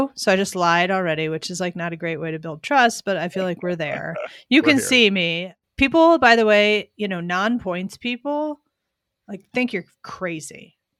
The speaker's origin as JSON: {"language": "English", "region": "Pennsylvania", "country": "United States", "tie": "born or raised there", "said": "So I'm from Pennsylvania. I grew up not in that area, but like Delaware, Montgomery County."}